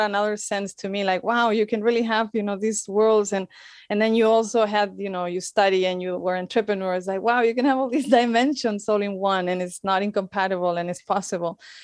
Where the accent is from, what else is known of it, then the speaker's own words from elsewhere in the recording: Spain; moved away as an adult; also born or lived in United States; I'm from Spain. I am in Spain right now. um, lived in the U S for some years